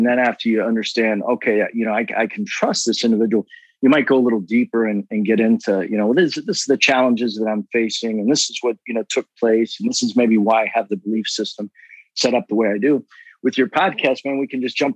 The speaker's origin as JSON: {"language": "English", "town": "Cincinnati", "region": "Ohio", "country": "United States", "tie": "born or raised there", "said": "We grew up in Cincinnati, Ohio"}